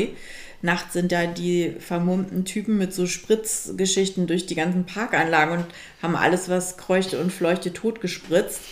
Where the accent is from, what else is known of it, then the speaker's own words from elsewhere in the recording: Germany; also born or lived in Milan, Italy; als Deutsche im, in Mailand